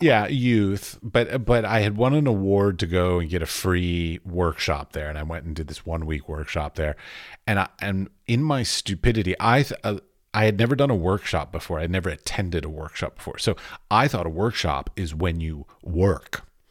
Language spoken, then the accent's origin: English; Washington, District of Columbia, United States; I was raised in Washington, D C, both of my parents were very creative.